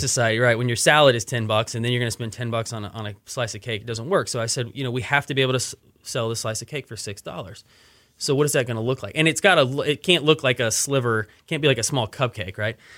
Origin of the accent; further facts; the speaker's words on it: Austin, Texas, United States; moved away as an adult; also born or lived in Dallas; now in Houston, United States; I grew up in Austin